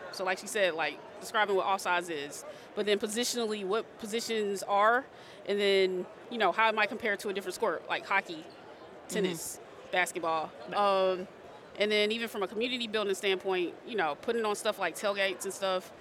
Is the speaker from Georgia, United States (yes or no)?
yes; Atlanta, Georgia, United States; moved away as an adult; also born or lived in Florida / Miami; now in California, United States; I'm from Atlanta, Georgia. I grew up out there, stayed out there